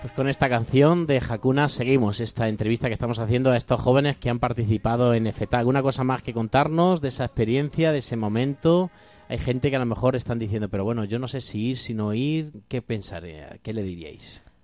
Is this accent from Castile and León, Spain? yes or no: no; Corral de Almaguer, Castilla-La Mancha, Spain; moved away; Corral de Almaguer de mi pueblo